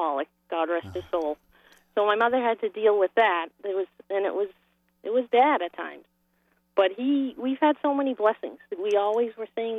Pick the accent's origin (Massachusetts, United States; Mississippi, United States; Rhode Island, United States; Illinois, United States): Massachusetts, United States; Boston; We grew up in Boston, and we lived in a triple-decker